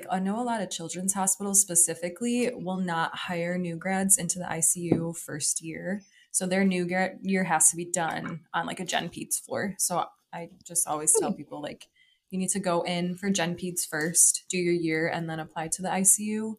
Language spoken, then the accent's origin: English; Detroit, Michigan, United States; So I grew up in Detroit though. So my family still live there.